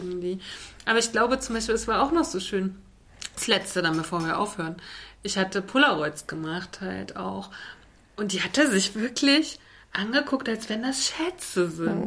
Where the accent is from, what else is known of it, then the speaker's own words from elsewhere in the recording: Germany; von uns als Volk, als Deutsche